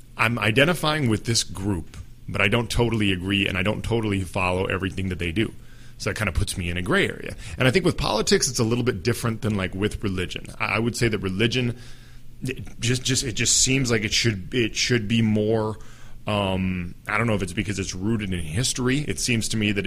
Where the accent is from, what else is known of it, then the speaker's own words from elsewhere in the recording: United States; I identify as an American, as someone from the U.S.